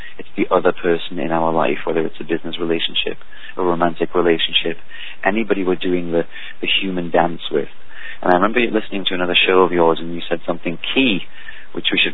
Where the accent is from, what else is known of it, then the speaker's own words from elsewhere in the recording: England, United Kingdom; now in United States; I'm from England